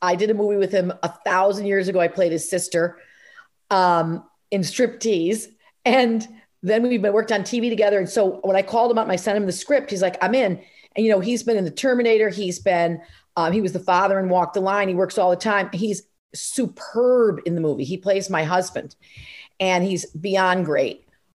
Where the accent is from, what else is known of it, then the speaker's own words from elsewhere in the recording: Rumson, New Jersey, United States; we filmed it in my hometown in Rumson, New Jersey, where I live now.